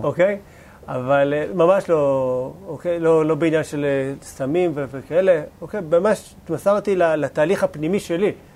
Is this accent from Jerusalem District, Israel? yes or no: no; Bat Yam, Tel Aviv District, Israel; גדלתי בשכונה לא כזאת מפוארת